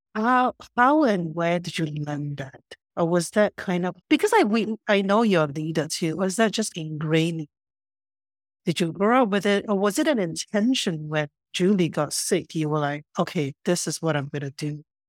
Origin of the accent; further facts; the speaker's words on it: Singapore; moved away as an adult; now in Vancouver, Canada; where I grew up in Singapore